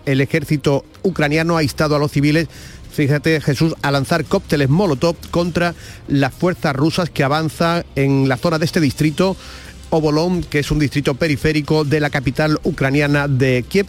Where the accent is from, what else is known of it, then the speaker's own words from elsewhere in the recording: Gelves, Andalusia, Spain; yo soy de Gelbe